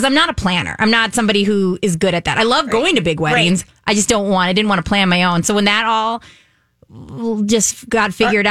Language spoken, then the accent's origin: English; Minnesota, United States; born or raised there; also born or lived in Williston, North Dakota